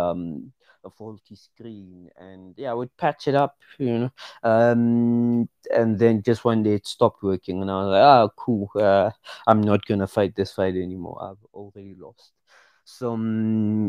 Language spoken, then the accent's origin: English; Pretoria, Gauteng, South Africa; I'm from Pretoria, South Africa. And yeah, I grew up in Mamelodi.